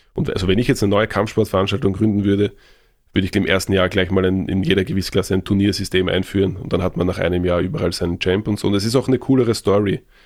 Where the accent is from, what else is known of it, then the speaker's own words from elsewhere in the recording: Vienna, Austria; bei uns in Wien